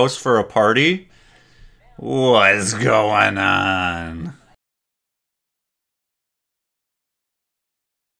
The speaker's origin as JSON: {"language": "English", "region": "Wisconsin", "country": "United States", "said": "I'm from Wisconsin."}